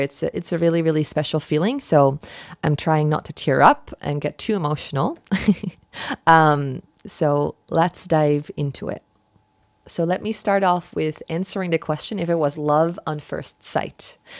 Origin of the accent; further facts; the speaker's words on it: Netherlands; moved away; my, uh, home where I grew up in the Netherlands